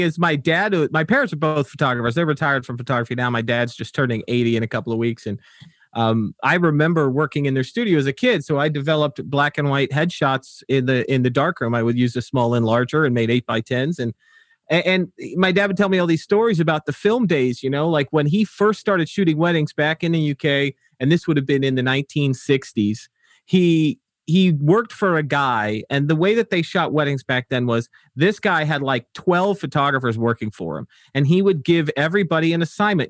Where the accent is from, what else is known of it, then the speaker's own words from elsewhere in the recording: Wolverhampton, West Midlands, United Kingdom; now in United States; I was born in Wolverhampton. Uh, that's, that's where I hail from.